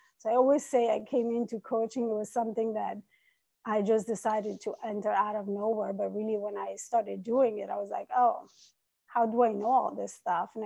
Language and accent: English; Italy; English is a second language; moved away as an adult; also born or lived in Iran; now in New York City, United States; I was born in Iran. I was raised in Italy, and I've been in New York City for 22 years.